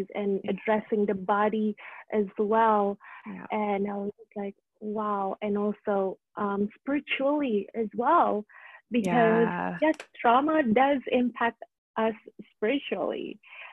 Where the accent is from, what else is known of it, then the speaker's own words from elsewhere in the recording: Indonesia; moved away; So I went back to Indonesia, where I'm from